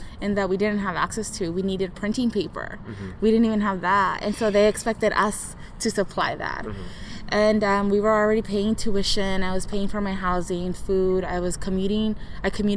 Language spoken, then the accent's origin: English; Santa Ana, California, United States; born or raised there